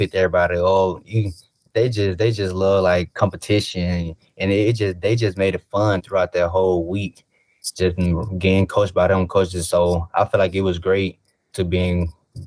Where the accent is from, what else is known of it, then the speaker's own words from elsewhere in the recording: Mobile, Alabama, United States; playing the Senior Bowl in my hometown, just watching it growing up as a little kid